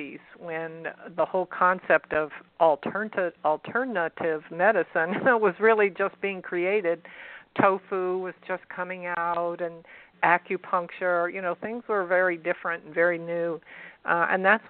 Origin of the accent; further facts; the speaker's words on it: San Antonio, Texas, United States; accent: southern; San Antonio, actually. Born and bred.